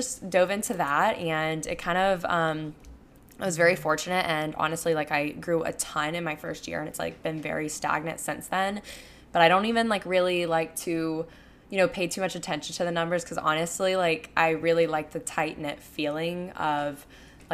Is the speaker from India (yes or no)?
no; Panama City Beach, Florida, United States; moved away as an adult; also born or lived in Tuscaloosa, Alabama; now in Houston, United States; I recently moved to Houston, Texas at the end of July. And I'm from Panama City Beach, Florida